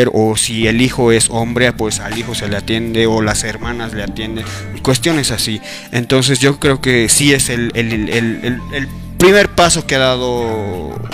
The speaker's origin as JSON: {"language": "Spanish", "country": "Bolivia", "said": "para pensar que como bolivianos nos da un para"}